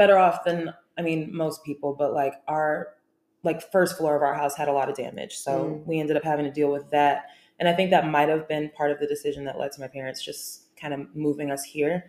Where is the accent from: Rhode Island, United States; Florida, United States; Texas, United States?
Texas, United States; Frisco; also born or lived in New Orleans, Louisiana; I've lived here for about 18 years. I was born in New Orleans. I moved here in 2005 after Hurricane Katrina and started school in Frisco and kind of finished school there. I went to Staley Middle School, Frisco High School, the original raccoons.